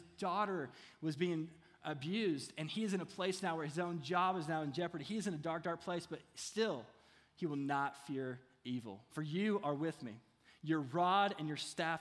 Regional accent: Kentucky, United States; I'm from Kentucky, so it's hard for me to say oil.

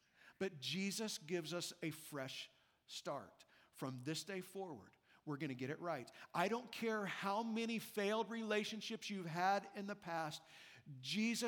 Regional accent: Midwest, United States; now in Las Vegas, United States; I've lived in Vegas now for 24 years. I grew up in the Midwest where the winters are brutal.

